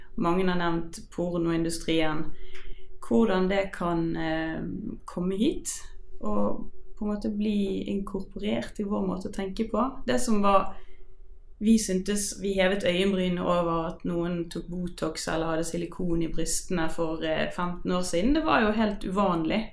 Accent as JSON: {"language": "Norwegian", "town": "Bergen", "region": "Vestland", "country": "Norway", "said": "jeg er fra Bergen"}